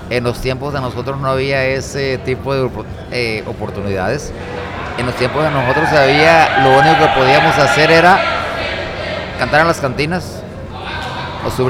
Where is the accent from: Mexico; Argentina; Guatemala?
Mexico; Rosamorada, Nayarit; porque gente que venimos de un rancho como es mi pueblo Rosa Morada, pues a veces ni nos imaginamos eh, hasta dónde puede llegar nuestro mensaje